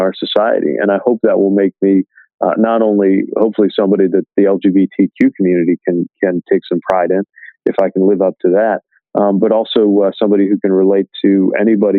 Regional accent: industrial Midwestern city, United States; I decided to compete to become the mayor of my industrial Midwestern city

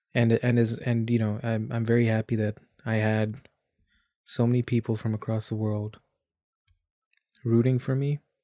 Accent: Dubai, United Arab Emirates; moved away as an adult; also born or lived in India; now in Canada; I was born in India. I grew up in Dubai, and I've lived in Canada for a good chunk of my adulthood.

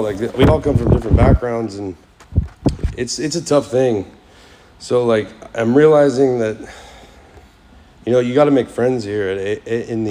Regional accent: Kansas City, United States; first language English; moved away as an adult; also born or lived in Florida; I was born in Florida, raised in Kansas City, and I've done a lot of jumping around the last like 10 years

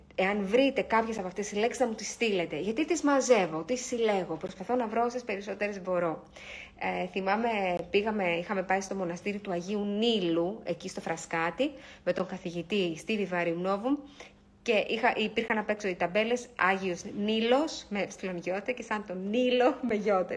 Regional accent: Greece; είμαστε Έλληνες, έχουμε έναν πολύ αρχαίο πολιτισμό

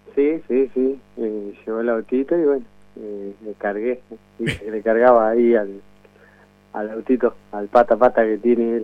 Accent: Necochea, Buenos Aires Province, Argentina; soy de acá de Necochea

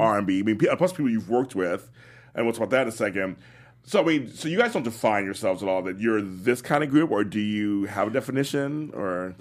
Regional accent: Los Angeles, California, United States; I'm from South L

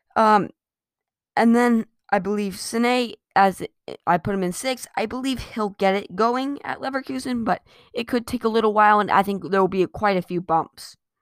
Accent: United States; I'm an American

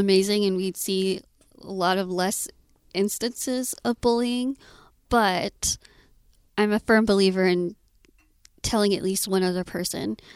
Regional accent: Austin, Texas, United States; I was born and raised in Austin

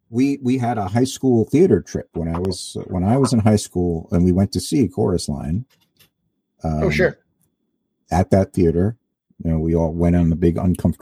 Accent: Rockaway, New Jersey, United States; From Rockaway, New Jersey.

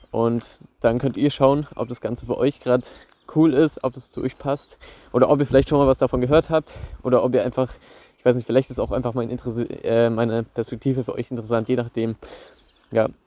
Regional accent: Bavaria, Germany; Bei uns in Bayern ist es so, dass du auch noch ein Praktikum machen musst in der FOS.

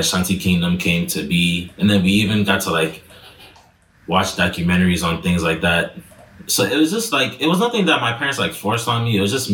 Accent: Connecticut, United States; I was born and raised in Connecticut in, you know, USA.

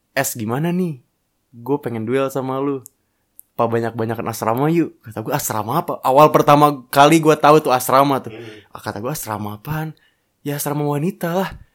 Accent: Jakarta, Indonesia; now in Bogor, Indonesia; gue lahir di Jakarta

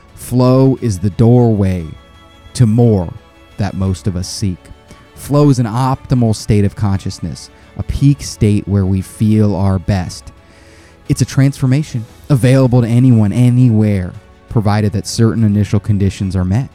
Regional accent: United States; I'm American

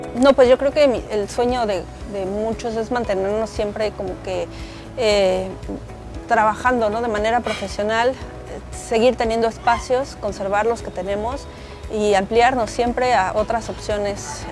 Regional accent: Mexico City, Mexico; moved away as an adult; now in Quintana Roo, Mexico; soy originaria de la Ciudad de México, pero desde hace casi quince años vivo en Quintana Roo

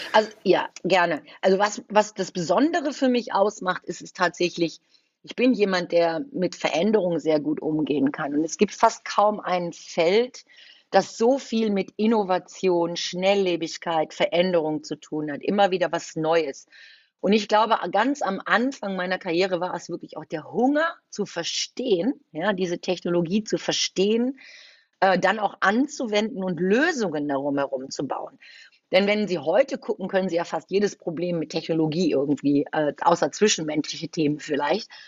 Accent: Düsseldorf, North Rhine-Westphalia, Germany; also born or lived in Cologne; Ich bin ein gebürtiges Düsseldorfer Gewächs, aber ich ich habe auch schon drei Jahre in Köln gelebt

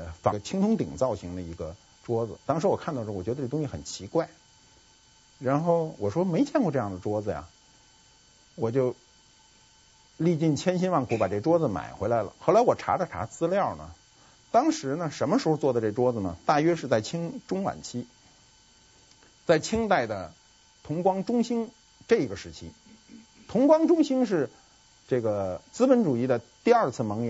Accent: China; 这也跟我们中国人的固有的财产观有关系。

